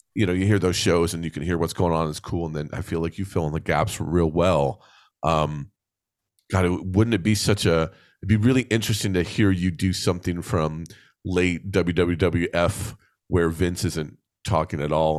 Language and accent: English; New Jersey, United States; born or raised there